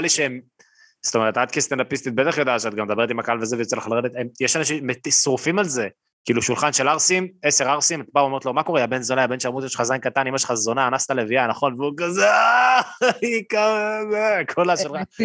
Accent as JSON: {"language": "Hebrew", "town": "Netanya", "region": "Central District", "country": "Israel", "said": "אצלנו בנתניה"}